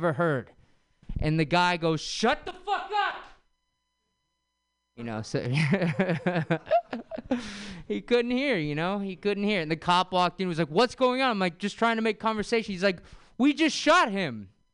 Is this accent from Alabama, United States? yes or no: no; San Francisco, California, United States; I grew up in San Francisco